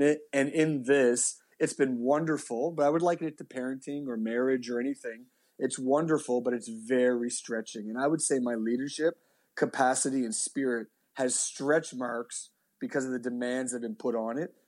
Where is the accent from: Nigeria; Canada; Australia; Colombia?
Canada; Halifax, Nova Scotia; born and raised in Halifax